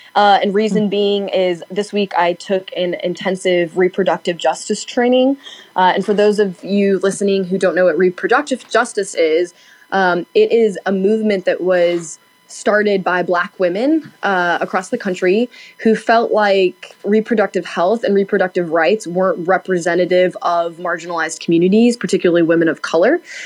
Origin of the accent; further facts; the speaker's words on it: Knoxville, Tennessee, United States; now in Nashville, United States; I am from Knoxville and I grew up there.